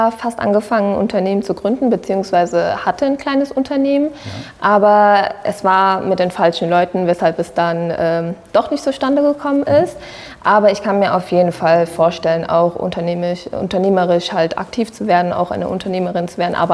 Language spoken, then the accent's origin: German; Sri Lanka; ich bin eine Tamilin. Ja, also ich habe eine sehr, sehr starke Verbindung äh, zu meinen äh, zu meiner Heimatland kann ich jetzt so mal sagen.